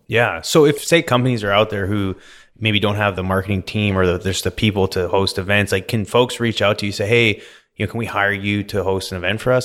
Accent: Vernon, British Columbia, Canada; now in Houston, United States; I grew up in Vernon, B C, grew up, you know, playing sports, partying

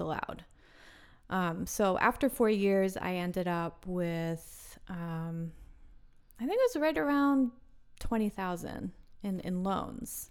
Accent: Wilmington, Delaware, United States; also born or lived in North Carolina; now in Philadelphia, United States; I'm from Wilmington, Delaware, which is It's just about thirty, forty minutes away

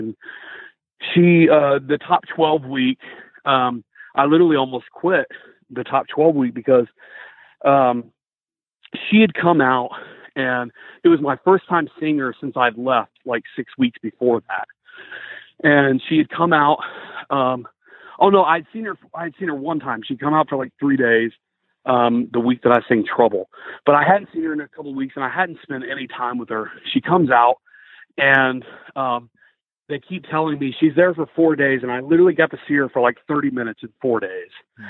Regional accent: Greenville, South Carolina, United States; I'm from Greenville, South Carolina. I'm 28 years old

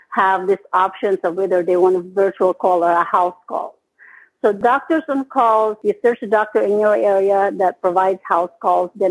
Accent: Philippines; moved away as an adult; now in United States; I came from the Philippines. I've been here in the United States since 1999.

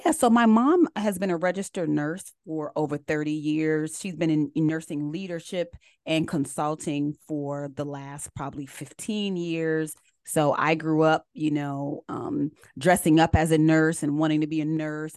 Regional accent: United States; also born or lived in Columbia, South Carolina; I actually grew up right outside of D C. They call it the D M V area

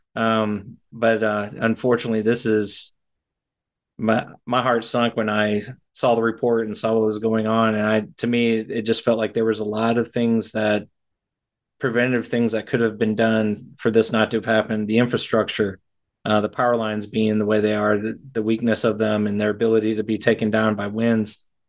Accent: Texas, United States; I grew up in Texas, Tornado Alley

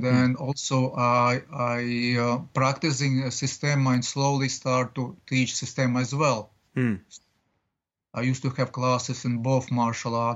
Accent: Latvia; English is a second language; now in New York City, United States; my home country, Latvia.

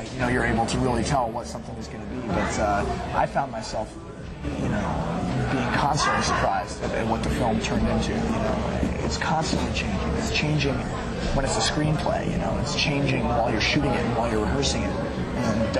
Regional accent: Boulder, Colorado, United States; I'm from Boulder

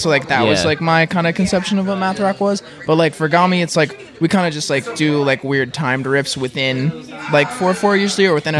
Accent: Prince George's County, outside DC, Maryland, United States; we're from DC. We're actually from we're from a suburban area right outside DC. Called PG County. It's right outside northeast and northwest DC, kind of, but mostly northeast.

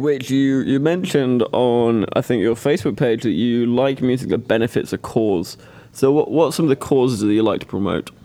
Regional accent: Manchester, North West England, United Kingdom; I'm personally I'm from Manchester, but my dad's. Um, my dad claims to be Welsh

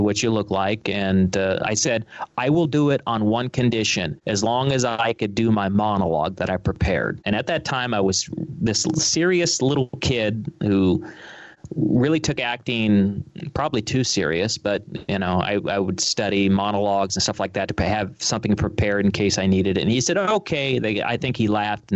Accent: Los Angeles, California, United States; I was raised in a suburb, Sherman Oaks. It's a suburb of Los Angeles

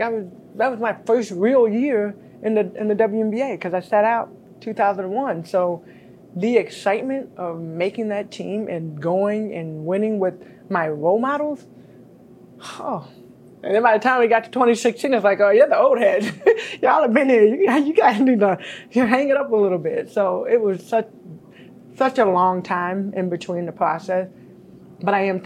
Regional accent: United States

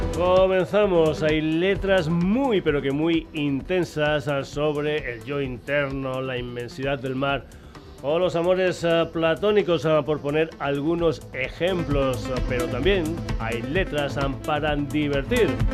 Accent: Extremadura, Spain; gente de mi tierra, de Extremadura

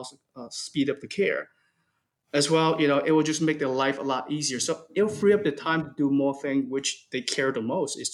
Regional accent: United States; I'm American

